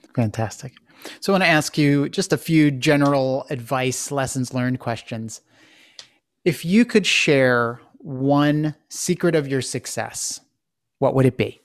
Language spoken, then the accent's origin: English; Philadelphia, Pennsylvania, United States; you and I both come from the Philadelphia area